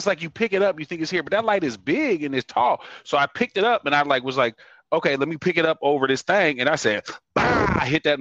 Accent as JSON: {"language": "English", "town": "Sacramento", "region": "California", "country": "United States", "tie": "born or raised there", "said": "we grew up in Sacramento"}